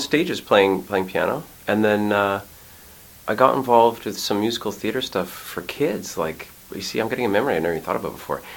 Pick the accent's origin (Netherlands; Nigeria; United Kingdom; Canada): Canada; Montreal, Quebec; moved away as an adult; I grew up in Montreal